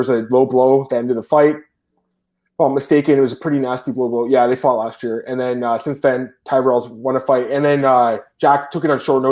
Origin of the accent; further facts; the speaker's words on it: Canada; I'm Canadian